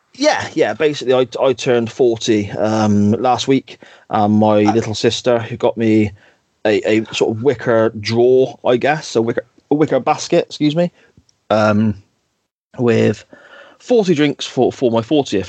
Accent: Gloucester, South West England, United Kingdom; accent: Gloucester; my Gloucester accent

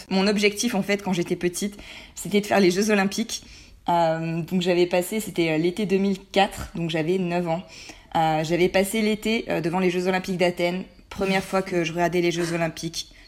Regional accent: Provence-Alpes-Côte d'Azur, France; moved away as an adult; c'est plus court et j'aime mieux. Euh, j'ai 25 ans, je suis née, j'ai grandi en Provence dans un petit village.

